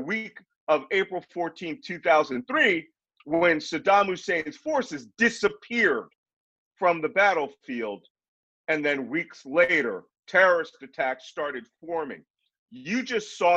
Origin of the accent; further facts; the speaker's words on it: Philadelphia, Pennsylvania, United States; I'm from Philadelphia